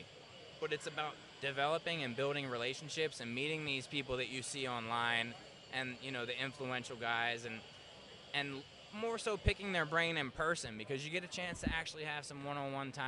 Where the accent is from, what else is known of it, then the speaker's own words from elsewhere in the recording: Baltimore, Maryland, United States; moved away as an adult; now in Las Vegas, United States; I'm from Baltimore